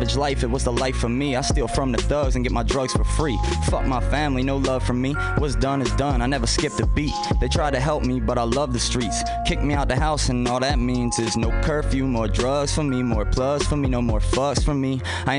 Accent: Baltimore, Maryland, United States; I know I've talked to a couple people and told them I was from Baltimore

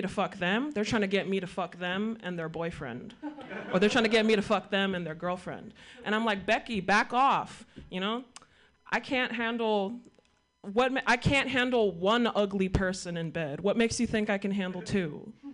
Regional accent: Sacramento, California, United States; I'm from Sacramento, and Sacramento is one of the most ethnically diverse cities

